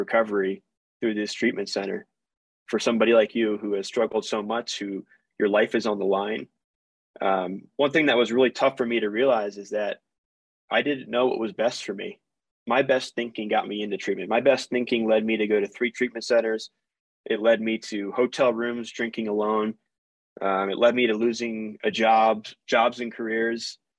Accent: East Coast, United States; I'm from the East Coast. What the hell is in Utah?

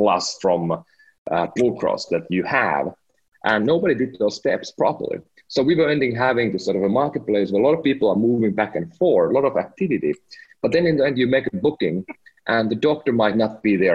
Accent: Finland; moved away as an adult; now in United States; I'm from Finland. Last week I became a proud American citizen

